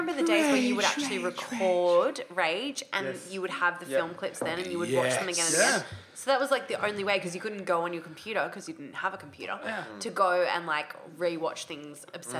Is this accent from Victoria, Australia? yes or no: no; Sydney, New South Wales, Australia; because I grew up on the Northern Beaches.